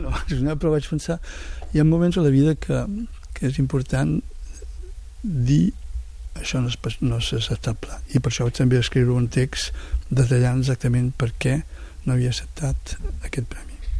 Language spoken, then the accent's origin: Catalan; Catalonia, Spain; tots tots som catalans